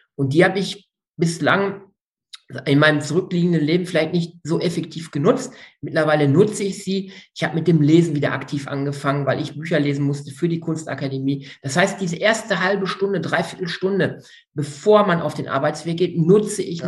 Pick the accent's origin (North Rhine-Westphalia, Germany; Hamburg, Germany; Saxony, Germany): North Rhine-Westphalia, Germany; Münsterland / Ruhr area; Jetzt komme ich aus dem Münsterland Ruhrgebiet